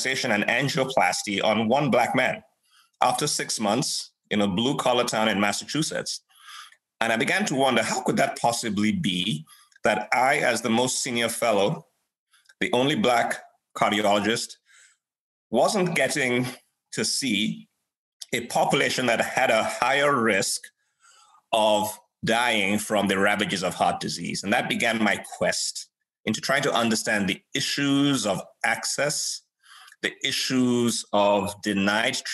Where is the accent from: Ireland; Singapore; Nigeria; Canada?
Nigeria; moved away; Nigeria, my home country